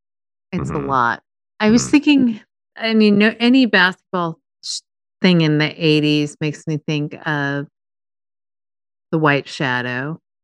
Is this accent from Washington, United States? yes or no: yes; Seattle, Washington, United States; my hometown basketball team, which was the Seattle Supersonics